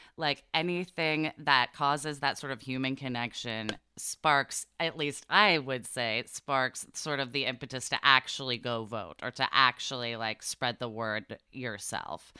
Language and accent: English; Portland, Oregon, United States; I grew up in Portland, Oregon